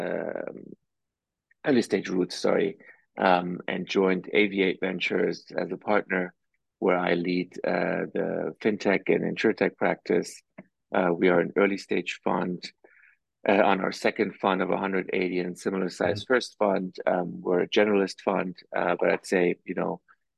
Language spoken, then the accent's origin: English; Germany; moved away as an adult; also born or lived in East Coast, United States; now in United States; For most of my life, I grew up in Germany